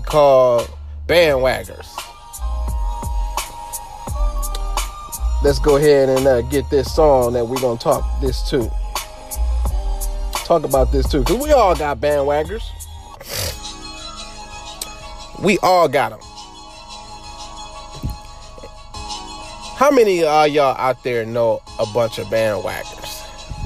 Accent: Los Angeles, California, United States; I grew up in Los Angeles

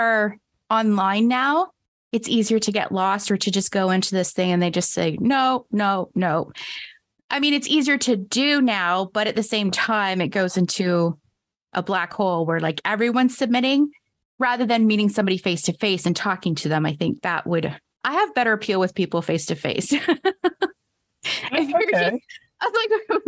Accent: Canada; here in my hometown

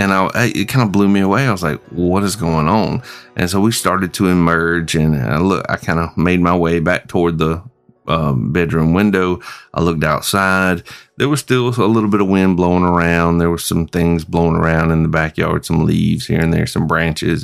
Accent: Springfield, South Carolina, United States; my hometown of Springfield, South Carolina

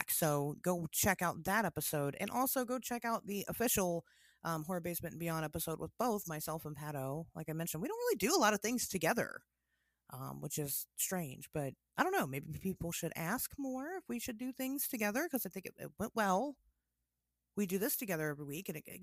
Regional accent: Tennessee, United States; I'm from Tennessee.

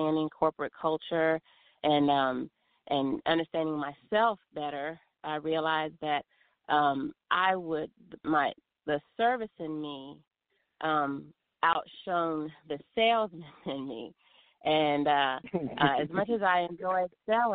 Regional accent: Maryland, United States; moved away as an adult; now in Smyrna, Georgia, United States; I'm originally from the Mid-Atlantic region. I grew up in Maryland

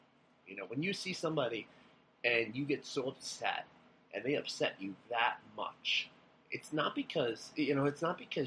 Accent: Long Island, New York, United States; moved away as an adult; also born or lived in Buffalo, New York; I'm from Long Island. I'm a city man

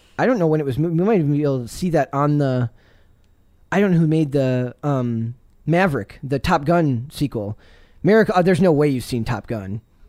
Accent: Wisconsin, United States; I'm from Wisconsin.

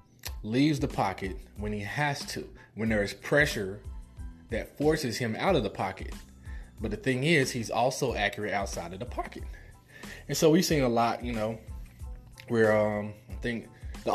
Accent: Midwest, United States; I'm from the Midwest

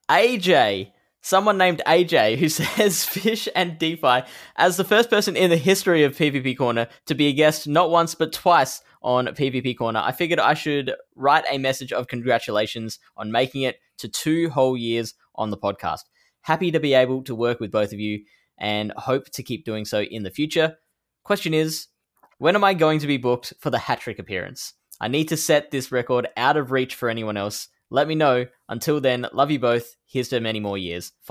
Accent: Netherlands; The one I have my eyes on the most is the one in my home country of the Netherlands, in the city of Utrecht.

